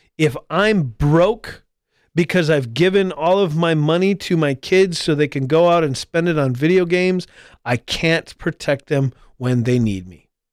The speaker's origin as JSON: {"language": "English", "country": "United States", "said": "as an American citizen, I cannot travel to Canada."}